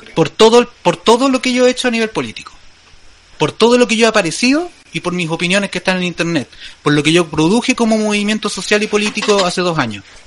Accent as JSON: {"language": "Spanish", "country": "Chile"}